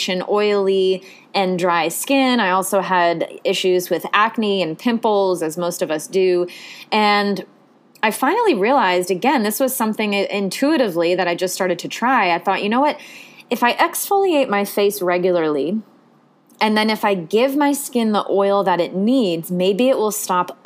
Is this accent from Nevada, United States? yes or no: no; the Ocean State, Rhode Island, United States; I grew up in the Ocean State